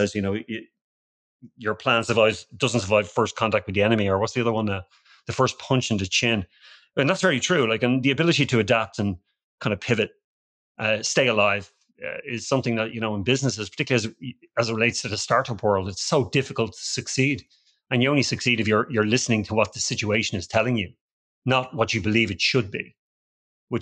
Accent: Ireland; moved away as an adult; now in Austin, United States; I was born and raised in Ireland

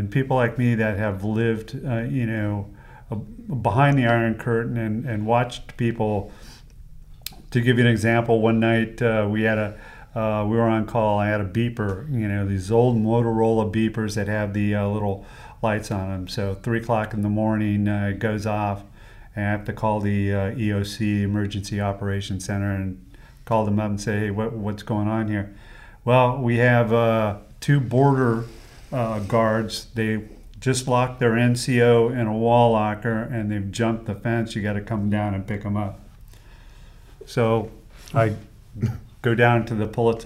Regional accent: United States; as an American

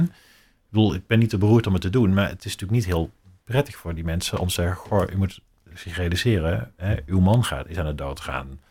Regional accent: North Brabant, Netherlands; Ik kom uit Brabant

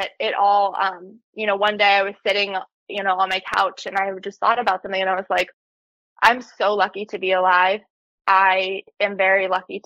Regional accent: Pittsburgh, Pennsylvania, United States; I'm from Pittsburgh, Pennsylvania

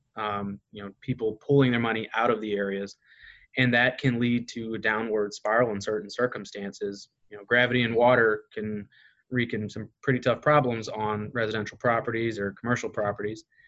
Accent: Kankakee, Illinois, United States; coming back to be part of my hometown

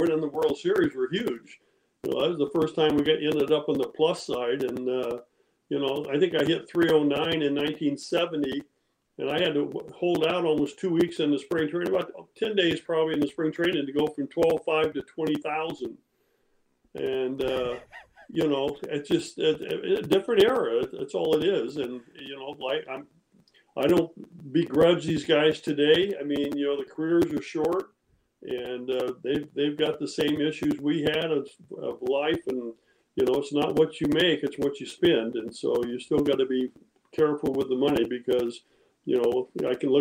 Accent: Modesto, California, United States; We grew up in outside of Modesto. I actually went to high school in Modesto, Downey High there.

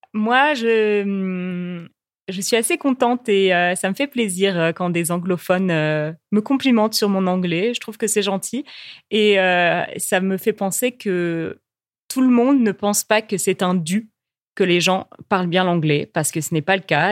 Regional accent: France; en tant que Française qui parle anglais

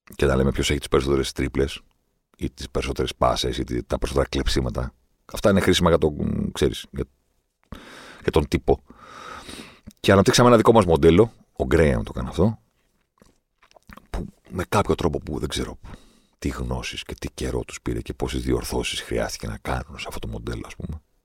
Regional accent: Greece; είμαι από την Ελλάδα

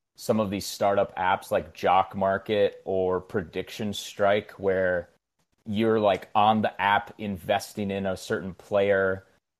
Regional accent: Wisconsin, United States; I'm born and raised in Wisconsin and went to school at Wisconsin

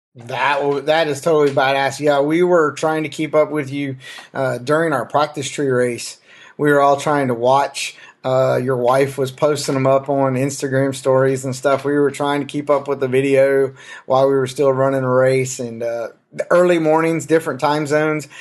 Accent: the South, United States; I'm from the South

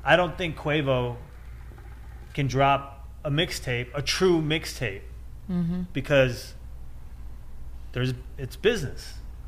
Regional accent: Midwest, United States; We're from the Midwest.

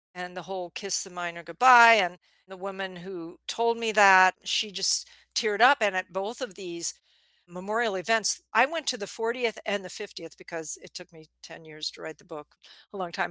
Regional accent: outside of New York, United States; I grew up outside of New York where if you stall at the green light, it's going to ram your bumper

